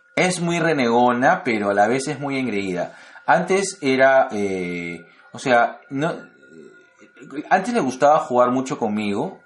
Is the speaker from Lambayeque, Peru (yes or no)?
no; Lima, Peru; acá en Lima, estamos en invierno, ambos somos de Lima